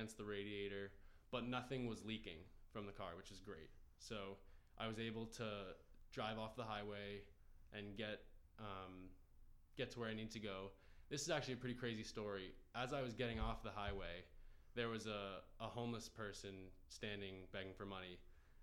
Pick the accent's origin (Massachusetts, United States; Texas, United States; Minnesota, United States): Massachusetts, United States; growing up in Massachusetts